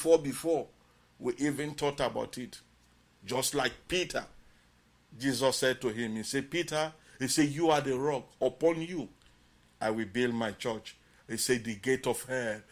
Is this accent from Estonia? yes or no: no; Bonthe District, Southern Province, Sierra Leone; I came from Bont District and Island.